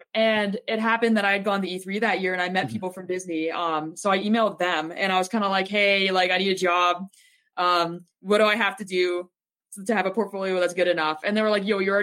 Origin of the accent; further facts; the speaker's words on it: Toronto, Ontario, Canada; I was from Toronto